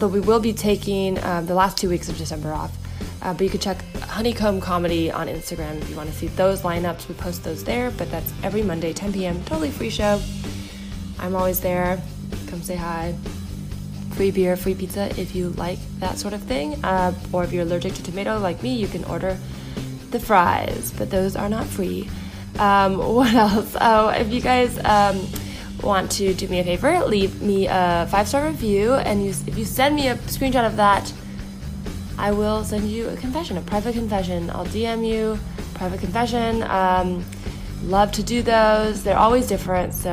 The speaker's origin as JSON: {"language": "English", "area": "the Bay Area", "region": "California", "country": "United States", "tie": "born or raised there", "said": "I grew up in the Bay, so it's like, you know, Mountain View, Palo Alto, all"}